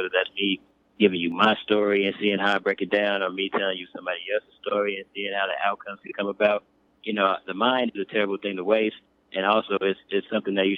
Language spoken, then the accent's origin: English; Oakland, California, United States; growing up in Oakland, I got to see a lot of different things